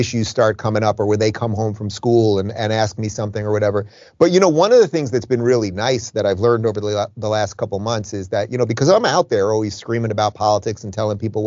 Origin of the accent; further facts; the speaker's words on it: Long Island, New York, United States; now in Miami, United States; I grew up in Long Island, which is just like a slightly alternate Jersey